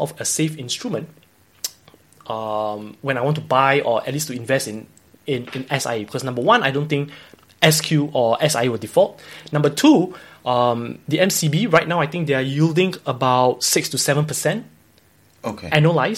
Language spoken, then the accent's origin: English; Singapore; as a Singaporean